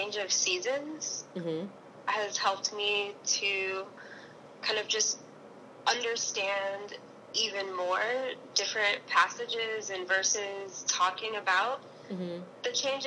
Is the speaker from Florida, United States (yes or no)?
yes; South Florida, United States; moved away as an adult; also born or lived in Hawaii; now in New York, United States; I'm originally from South Florida.